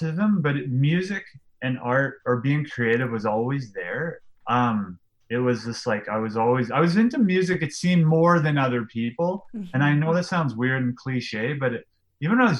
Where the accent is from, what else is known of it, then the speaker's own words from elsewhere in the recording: Lloydminster, Canada; I grew up in Lloydminster, which is on the border of Alberta and Saskatchewan.